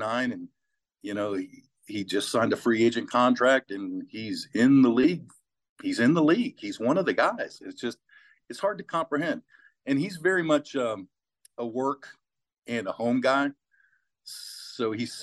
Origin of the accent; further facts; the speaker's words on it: Muscatine, Iowa, United States; moved away; I was born right on the Mississippi River in Iowa